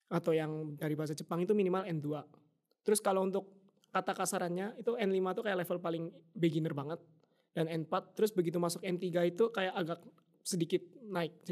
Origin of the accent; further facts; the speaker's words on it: Indonesia; Yang bahkan untuk kayak orang luar negeri kayak kita, orang Indo atau orang-orang internasional lain